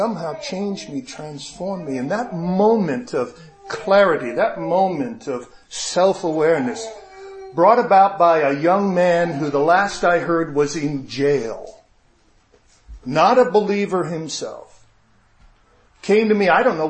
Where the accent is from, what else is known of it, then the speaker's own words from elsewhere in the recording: Japan; And we grew up in Japan, spent 10 years in Japan.